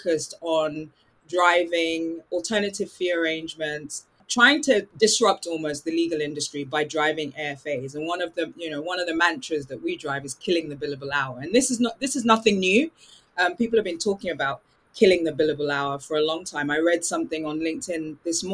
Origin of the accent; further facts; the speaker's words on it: England, United Kingdom; accent: English; my rather English accent